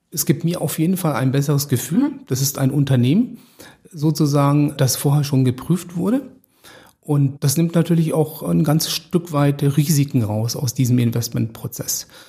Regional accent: Stuttgart, Baden-Württemberg, Germany; moved away; ich komme ursprünglich aus Stuttgart

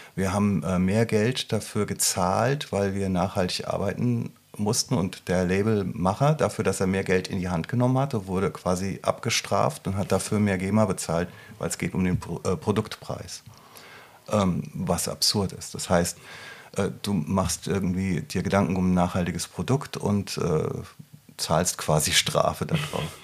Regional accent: Rüsselsheim, Hesse, Germany; moved away; in meiner alten Heimat

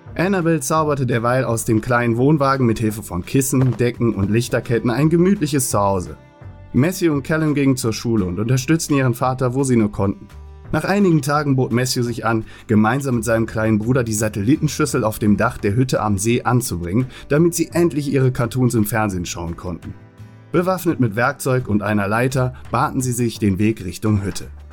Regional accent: Cologne, North Rhine-Westphalia, Germany; bei uns in Fühling, wo ich aufgewachsen bin

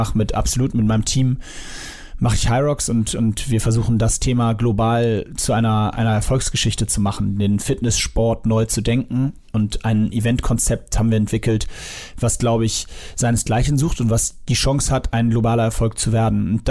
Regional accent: Sylt, Schleswig-Holstein, Germany; Ich bin auf Sylt aufgewachsen quasi.

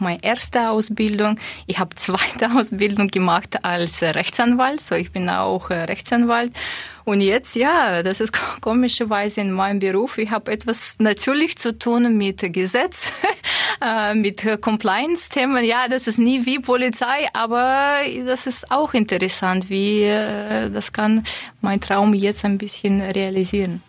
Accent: Russia; German is a second language; moved away as an adult; now in Stuttgart, Germany; ich komme ursprünglich aus Russland mit usbekischen Wurzeln

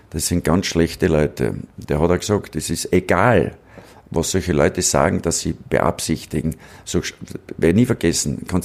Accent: Braunau am Inn, Upper Austria, Austria; Ich bin in Braun am Inn aufgewachsen

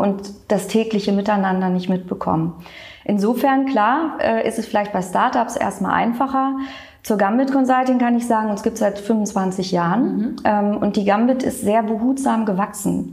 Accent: Cologne, North Rhine-Westphalia, Germany; Kölsches Mädchen bin ich. Das sage ich auch immer ganz gerne. Es gibt so wenig, die wirklich in Köln geboren sind.

